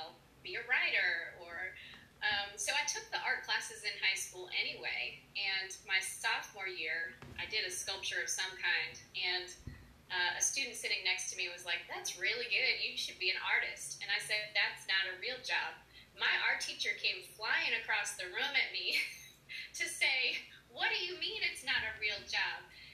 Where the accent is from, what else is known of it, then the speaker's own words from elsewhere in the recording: Maine, United States; moved away as an adult; also born or lived in Massachusetts; now in Nashville, United States; I'm from Maine originally.